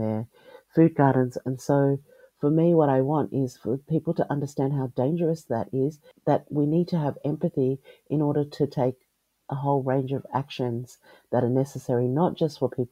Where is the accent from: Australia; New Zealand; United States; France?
Australia; also born or lived in Tonga (ancestry); as an Australian person